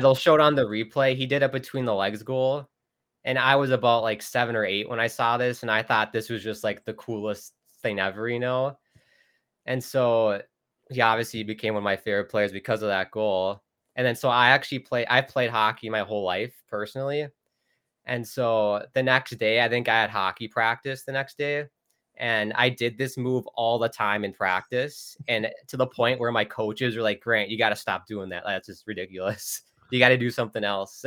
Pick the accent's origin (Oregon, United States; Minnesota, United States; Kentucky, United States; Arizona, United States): Minnesota, United States; a suburb of Minneapolis; I grew up in Minnesota, a suburb of Minneapolis